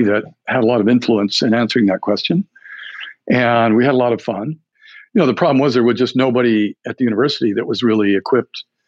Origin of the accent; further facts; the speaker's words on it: New Mexico, United States; moved away as an adult; I'm from New Mexico.